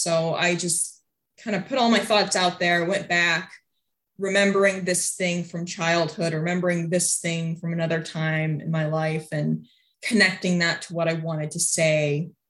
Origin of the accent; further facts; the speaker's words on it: Iowa, United States; And so I talked about growing up in Iowa, knowing some French words, and having kids at school asking me